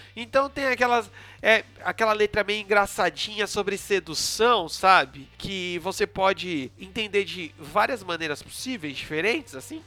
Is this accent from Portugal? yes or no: no; São Paulo, Brazil; nunca morei em condomínio, sou do Graja